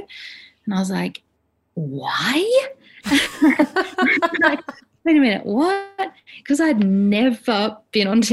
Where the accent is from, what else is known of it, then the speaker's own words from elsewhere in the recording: Adelaide, South Australia, Australia; now in Sydney, Australia; we don't have any family here in Sydney. We're from Adelaide